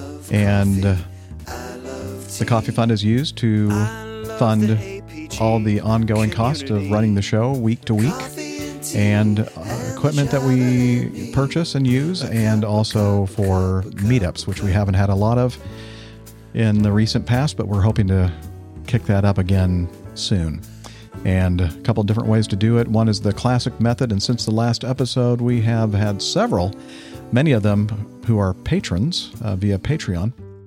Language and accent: English; Kamloops, British Columbia, Canada; After watching the snowbirds perform in my hometown of Kamloops since my early childhood, back when we still held annual air shows here